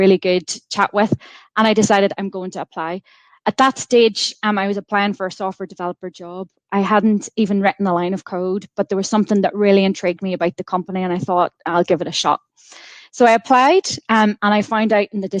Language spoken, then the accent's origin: English; County Monaghan, Ulster, Ireland; moved away as an adult; also born or lived in Coleraine / Ohio; now in Belfast, United Kingdom; I was born in County Monaghan and I went to school down in the Republic of Ireland